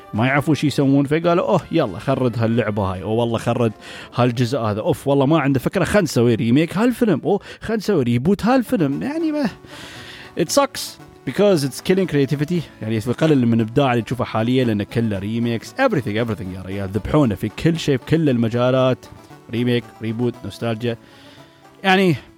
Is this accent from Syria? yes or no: no; United Arab Emirates; عندنا في الامارات